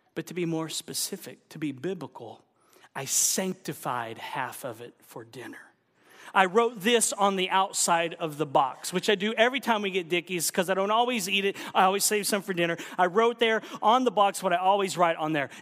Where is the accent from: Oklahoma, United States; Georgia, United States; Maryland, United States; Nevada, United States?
Oklahoma, United States; I'm from Oklahoma